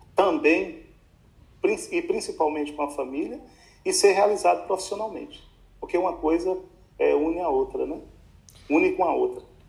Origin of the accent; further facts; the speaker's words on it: Januária, Minas Gerais, Brazil; eu nasci, e nós voltamos para o Fabião, ali no Peruaço. Ali eu cresci os primeiros anos, até os 5, 6, 7 anos